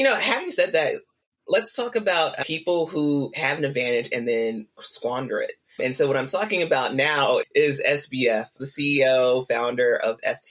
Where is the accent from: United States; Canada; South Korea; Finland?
United States; Mississippi; I'm from Mississippi.